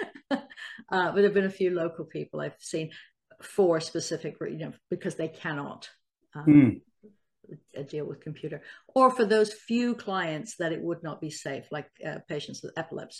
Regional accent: Salisbury, South West England, United Kingdom; now in United States; I am a former doctor. I'm originally from Salisbury, the UK, but I've lived in the States for a long, long time, as you can probably tell from my accent.

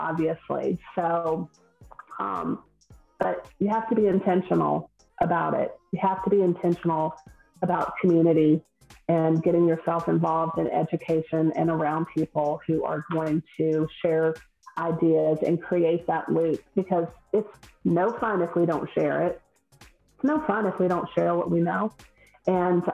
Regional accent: the South, United States; accent: Southern; I'm from the South, if no one can tell by my accent, I'm Southern

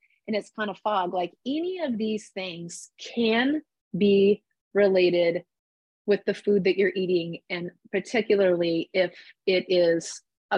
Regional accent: Midwest, United States; I grew up in the Midwest

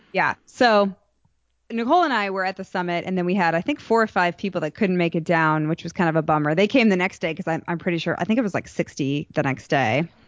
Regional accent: United States; moved away as an adult; also born or lived in Chicago, Illinois / Boston, Massachusetts; now in Dallas, United States; I grew up in Chicago and Boston and I, well, I mean, I moved to Texas when I was eighteen

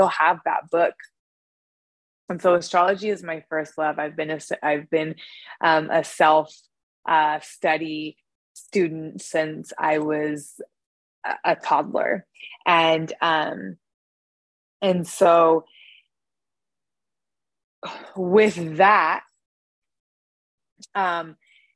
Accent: Northern California, United States; I was born in Northern California.

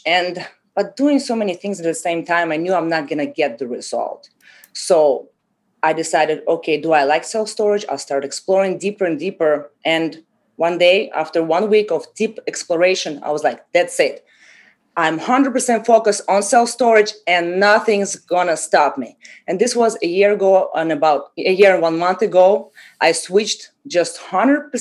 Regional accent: Russia; moved away as an adult; also born or lived in Haiti; now in Miami, United States; I came from Russia 10 years ago after high school.

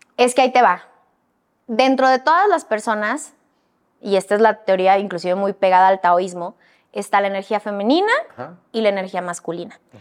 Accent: northern Mexico, Mexico; como niña norteña, criada en provincia

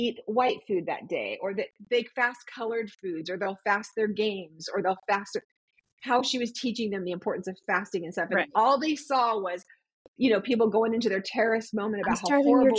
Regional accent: San Diego, California, United States; moved away; I grew up in San Diego

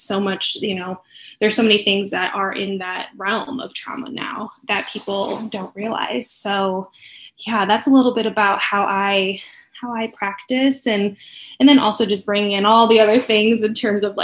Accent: Chicago, Illinois, United States; moved away as an adult; now in Arizona, United States; I am originally from Chicago, moved out here about 11 years ago. So Arizona has been home for quite some time

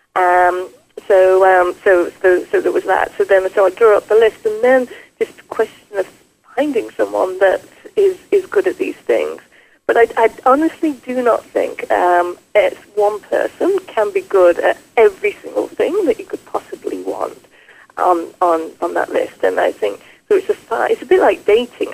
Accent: England, United Kingdom; moved away as an adult; now in Quebec, Canada; I grew up in England and was a nurse

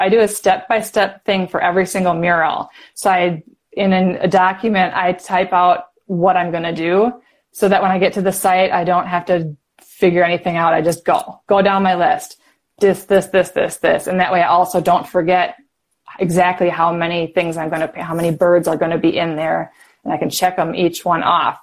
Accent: Wisconsin, United States; I'm from Wisconsin

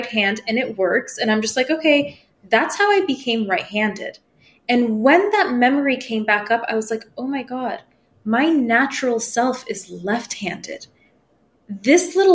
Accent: United States; first language Persian; English is a second language; I wasn't born in America. And when we came here, I was like 2 and we only spoke Farsi at home

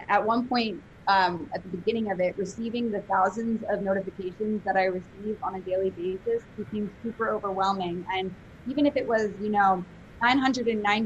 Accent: New York City, New York, United States; moved away as an adult; I'm from New York City originally. So Upper East Side of Manhattan, concrete jungle, like a real true New Yorker. And I left there when I was 18

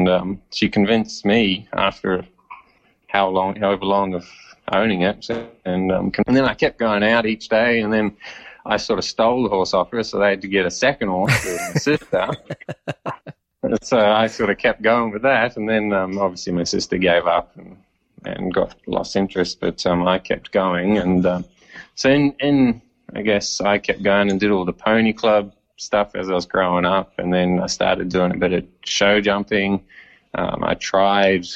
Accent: New Zealand; now in Australia; I'm obviously from New Zealand originally, and we moved around quite a bit and lived in town

